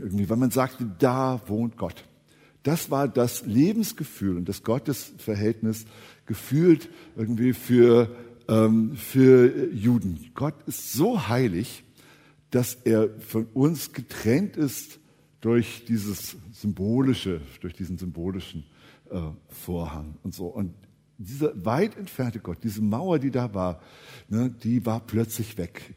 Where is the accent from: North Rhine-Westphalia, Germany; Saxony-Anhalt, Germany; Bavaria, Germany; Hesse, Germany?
Hesse, Germany; Eschwege; ich bin ja in Eschwege aufgewachsen